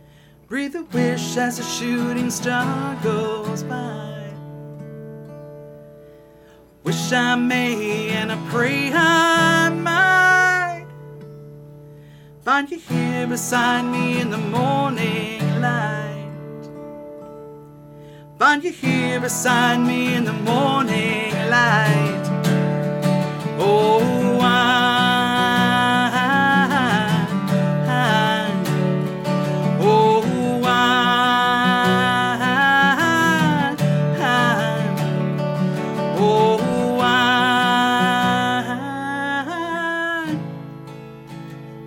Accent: Montclair, New Jersey, United States; also born or lived in Maywood, New Jersey / Orange, New Jersey / East Orange, New Jersey / Lodi, New Jersey; I'm born and raised. I was born in Montclair

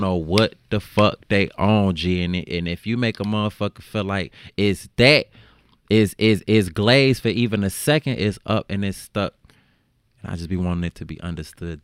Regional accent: Chicago, Illinois, United States; growing up in Chicago

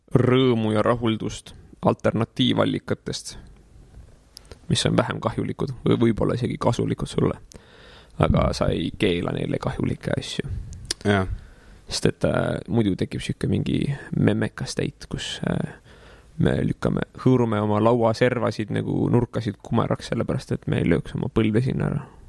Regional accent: Tallinn, Harju County, Estonia; born or raised there; also born or lived in Paide

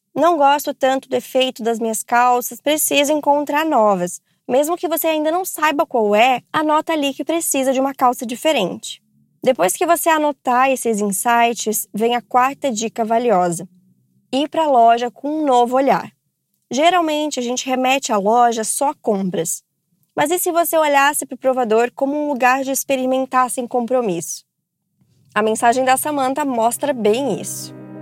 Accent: Rio de Janeiro, Brazil; Eu tenho 29 anos, eu sou do Rio de Janeiro.

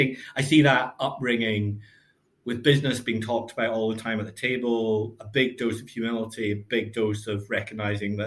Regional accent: Glasgow, Scotland, United Kingdom; also born or lived in Lanarkshire / Stirling / Cambridge / London; now in Glasgow, United Kingdom; I was brought up in Glasgow. My parents moved out to Lanarkshire and then to Stirling.

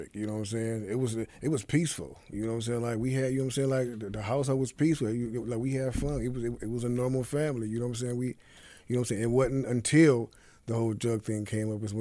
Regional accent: Cleveland, Ohio, United States; was born and raised in Cleveland, Ohio

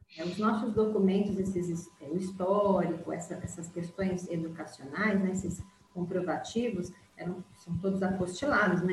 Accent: Brazil; first language Portuguese; moved away as an adult; now in Portugal; eu tive toda a minha trajetória acadêmica, todos os meus certificados, enfim, universitários, é do Brasil

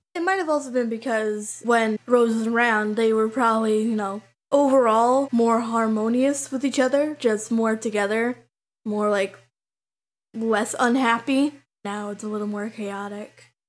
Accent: Canada; I'm twenty-two and I'm from Canada

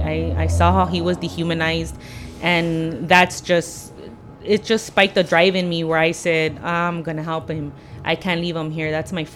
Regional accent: Los Angeles, California, United States; I grew up in Lincoln Heights, and I know what it is to you know, to be looked down upon and to be poor and broke.

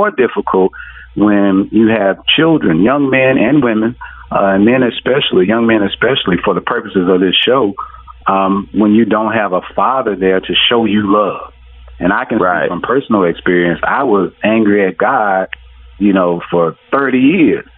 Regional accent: Mississippi, United States; moved away; I'm originally from Mississippi

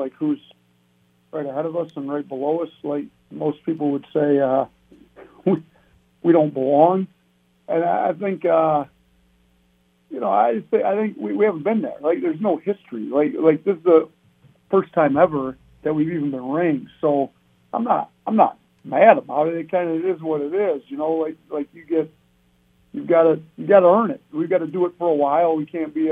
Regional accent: Wisconsin, United States; now in Buffalo, United States; I grew up in Wisconsin

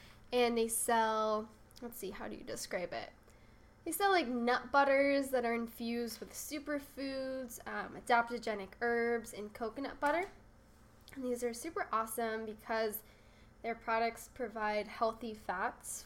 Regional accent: Santa Barbara, California, United States; also born or lived in San Diego; my hometown of Santa Barbara

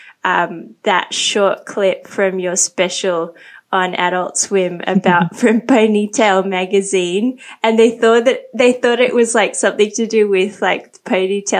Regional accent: Sydney, New South Wales, Australia; moved away as an adult; also born or lived in Hong Kong / Thailand; now in Bangkok, Thailand; I grew up in Sydney as well.

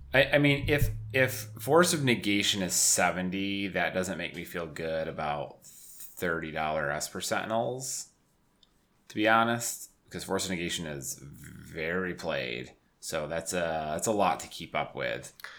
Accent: Syracuse, New York, United States; moved away as an adult; now in Buffalo, United States; I grew up in Syracuse and, you know, I was used to the snow

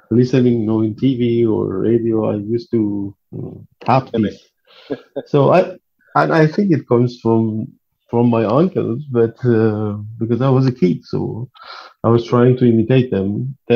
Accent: Tehran, Tehran Province, Iran; English is a second language; moved away; I was born in Tehran in October 1st, 1975.

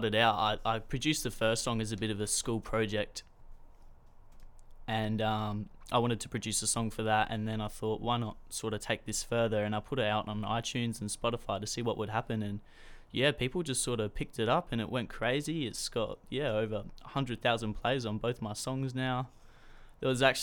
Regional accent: Port Elliot, South Australia, Australia; 17 years old from Port Elliot

